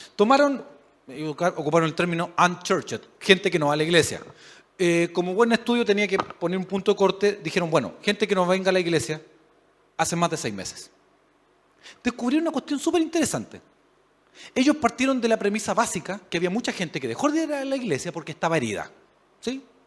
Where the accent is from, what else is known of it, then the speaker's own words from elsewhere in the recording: Chile; A nosotros nos gusta pensar como buenos chilenos